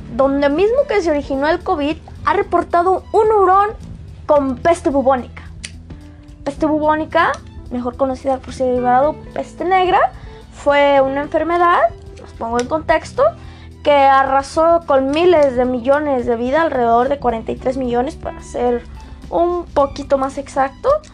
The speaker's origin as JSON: {"language": "Spanish", "country": "Mexico"}